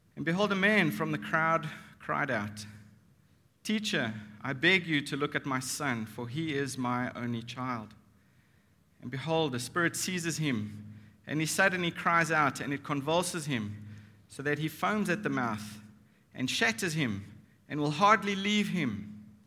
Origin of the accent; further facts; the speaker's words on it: Nashik, Maharashtra, India; we're from Maharashtra. Nasik is in Maharashtra.